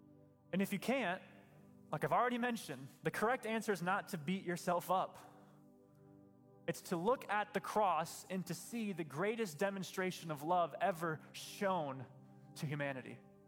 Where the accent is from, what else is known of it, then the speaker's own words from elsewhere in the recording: Michigan, United States; I'm a Christian because my family's Christian and I grew up in West Michigan.